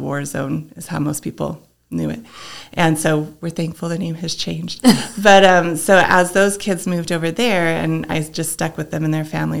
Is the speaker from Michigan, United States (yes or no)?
no; Los Alamos, New Mexico, United States; also born or lived in Vancouver, British Columbia / Texas; I grew up in Los Alamos.